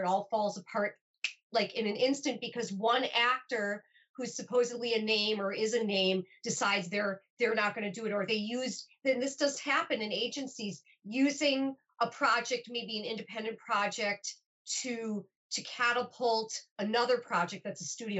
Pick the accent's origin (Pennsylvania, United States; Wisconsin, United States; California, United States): Wisconsin, United States; Milwaukee; moved away as an adult; now in Los Angeles, United States; I'll have lived in Los Angeles almost as long as my hometown of Milwaukee